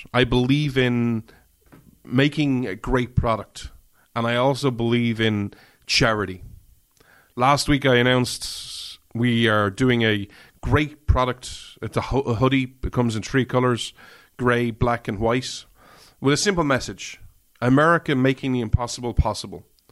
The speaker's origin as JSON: {"language": "English", "country": "Ireland", "said": "I'm an Irishman"}